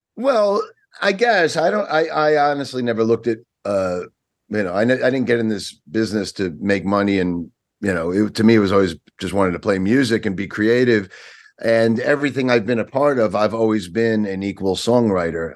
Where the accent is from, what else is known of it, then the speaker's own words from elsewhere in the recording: Long Island, New York, United States; moved away as an adult; now in Pennsylvania, United States; I grew up in New York, Long Island for thirty-something years, but I've been here in Pennsylvania for about twenty years now